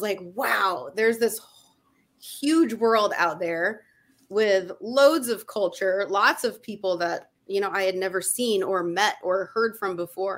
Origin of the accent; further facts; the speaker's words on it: Indiana, United States; I grew up in Indiana on a farm